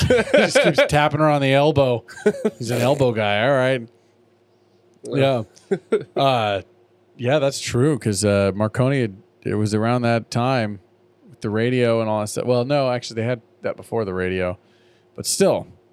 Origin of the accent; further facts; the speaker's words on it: California, United States; growing up in California